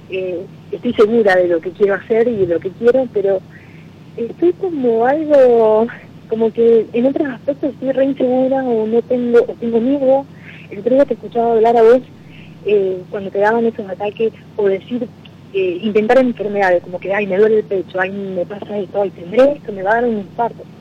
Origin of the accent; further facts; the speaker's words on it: Rosario, Santa Fe, Argentina; now in Florida, United States; Eh, soy de Rosario, pero vivo afuera.